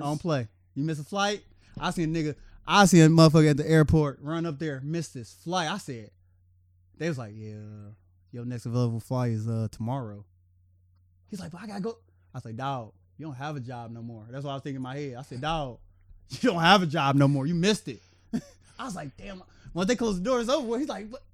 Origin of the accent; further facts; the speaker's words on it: Cincinnati, Ohio, United States; my hometown.